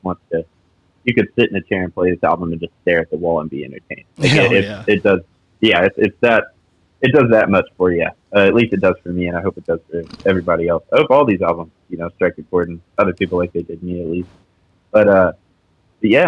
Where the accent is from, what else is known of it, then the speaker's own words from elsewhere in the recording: San Angelo, Texas, United States; also born or lived in San Antonio, Texas; now in Austin, United States; I'm actually from West Texas, San Angelo